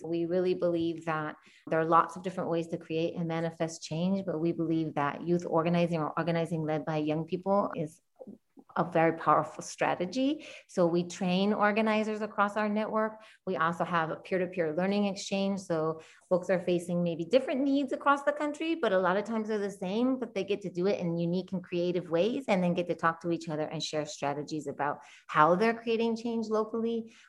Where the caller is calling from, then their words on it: St. Louis, Missouri, United States; I am calling currently from what is now called St. Louis, Missouri. I also want to name and honor the land that I'm on, the stolen indigenous land of the Kickapoo, the Miami tribal nations as well.